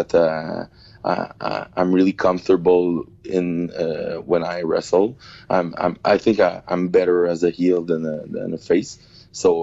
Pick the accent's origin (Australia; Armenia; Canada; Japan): Canada; Saint-Hubert, Quebec; I'm from a little suburbs of Montreal. It's called Saint-Hubert. I've been born and raised. I still live there.